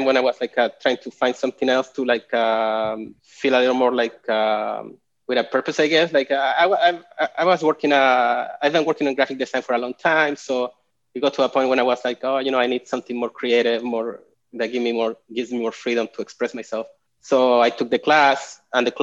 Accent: Chile; moved away as an adult; also born or lived in Portland, Oregon; now in Austin, United States; I'm originally from Chile, and I've been living

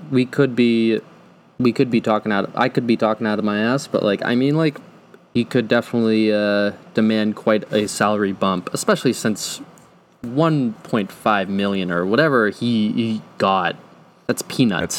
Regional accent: Tewksbury, Massachusetts, United States; born or raised there

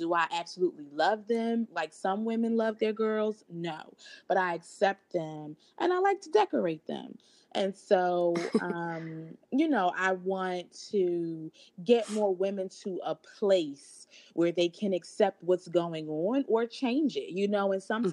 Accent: Philadelphia, Pennsylvania, United States; also born or lived in New York; moved back to my hometown of Philadelphia

